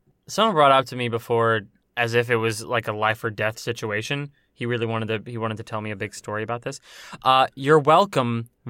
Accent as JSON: {"language": "English", "country": "United States", "said": "Because I'm an American boy. I'm an American dusty boy."}